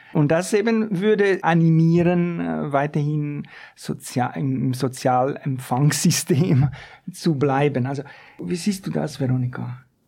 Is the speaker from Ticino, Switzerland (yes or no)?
yes; Ticino, Switzerland; das ist aus meinem Heimatkanton. Nicht wirklich ein Störparadies, aus dem Tessin.